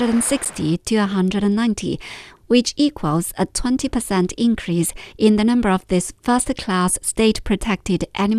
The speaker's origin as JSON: {"language": "English", "region": "Xinjiang Uyghur Autonomous Region", "country": "China", "said": "from China's Xinjiang Uyghur Autonomous Region."}